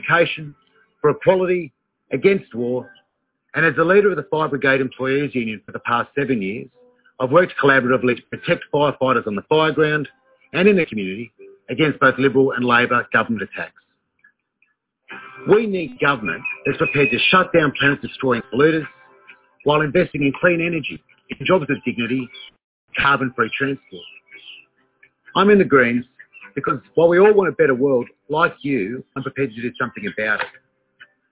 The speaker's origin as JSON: {"language": "English", "area": "Blue Mountains", "region": "New South Wales", "country": "Australia", "tie": "born or raised there", "also_born_or_lived": "Lithgow", "lives_now": "Sydney, Australia", "said": "I was born in Lithgow and I grew up in the Blue Mountains. I've lived in Sydney all of my adult life."}